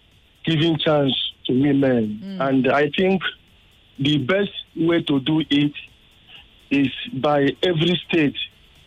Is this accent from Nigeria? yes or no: yes; Enugu State, Nigeria; I'm from Enugu.